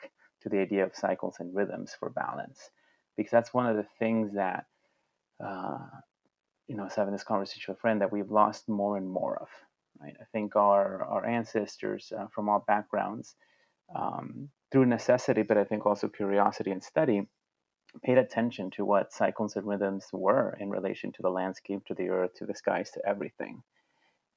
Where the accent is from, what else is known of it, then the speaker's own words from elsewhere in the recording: Mexico; now in United States; I had the benefit of being born and growing up in Mexico